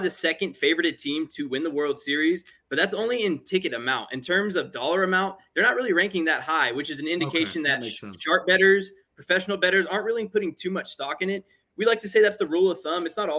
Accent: Oakland, California, United States; I'm born in 1992, okay. So I didn't get to witness Bo's career firsthand, but I grew up outside of Oakland. Most of my family are Raider fans.

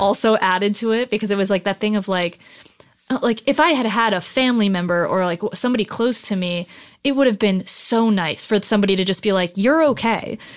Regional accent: New Jersey, United States; moved away as an adult; now in Los Angeles, United States; I'm from New Jersey originally, but, um, my whole family moved out here, um, after me

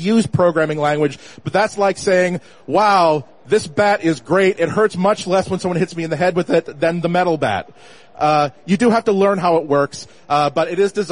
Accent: Boston, Massachusetts, United States; I'm from Boston. If I say, let's go get a tonic, we'll go to Worcester, then Leominster

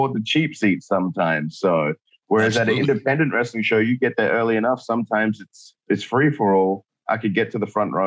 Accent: Australia; born or raised there

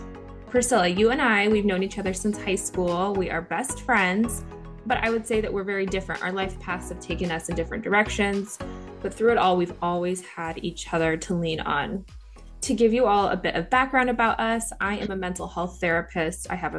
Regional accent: Idaho, United States; moved away as an adult; also born or lived in Seattle, Washington; we've recently just moved back to my home state of Idaho after living in the Seattle area for over 5 years.

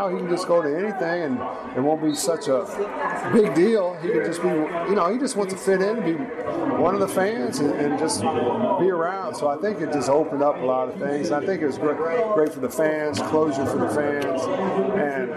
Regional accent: Indiana, United States; growing up in Indiana

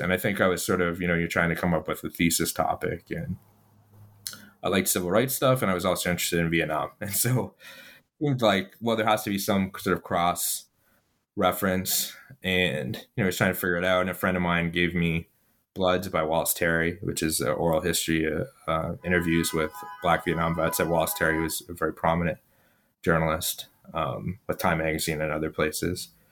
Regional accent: Ottawa, Ontario, Canada; born or raised there

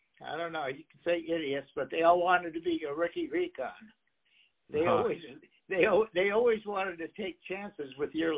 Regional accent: Bradley / Glenview, Illinois, United States; moved away as an adult; we moved up from Bradley to Glenview, Illinois.

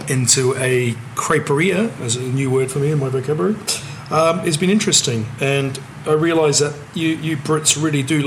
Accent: New Zealand; now in United Kingdom; I'm from New Zealand

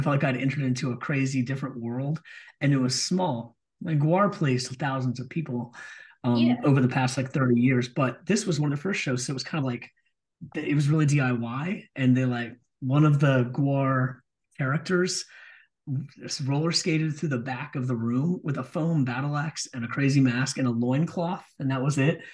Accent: Richmond, Virginia, United States; my hometown, from Richmond, Virginia

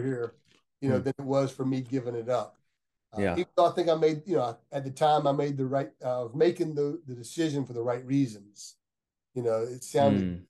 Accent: Lakeland, Florida, United States; also born or lived in Mulberry, Florida; now in Gainesville, United States; I grew up in Lakeland

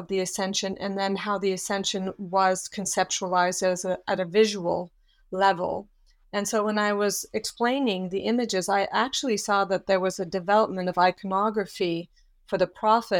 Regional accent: Switzerland; also born or lived in Australia / Yugoslavia; I also had lived in Australia and in Yugoslavia, but I hadn't, and I am from Switzerland, so I hadn't had any languages or experience within the Islamic world.

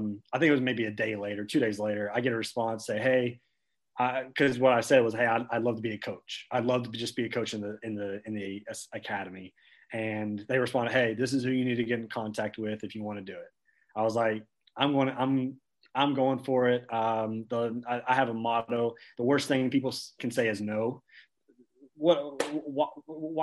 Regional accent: small town outside Lexington, Central Kentucky, United States; also born or lived in Knoxville, Tennessee; I grew up here. My first 18 years I spent here in Central Kentucky, and from a small town around outside of Lexington.

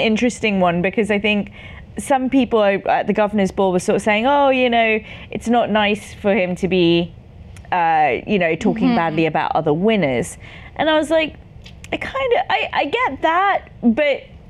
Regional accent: England, United Kingdom; I'm English

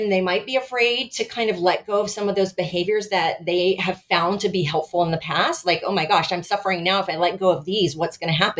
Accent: United States; being an American

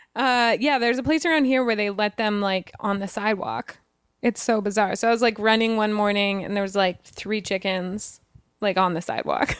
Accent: Wyoming, United States; I'm from Wyoming

